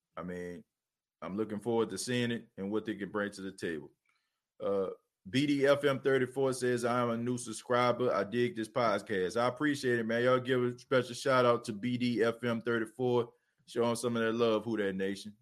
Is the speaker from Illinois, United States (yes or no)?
no; New Orleans, Louisiana, United States; I'm from New Orleans, born and raised there.